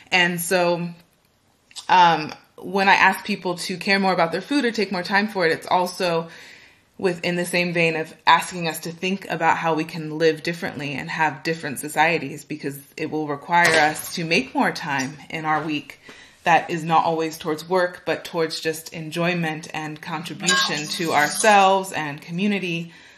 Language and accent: English; California, United States; moved away as an adult; now in Berlin, Germany; I am originally from California in the United States.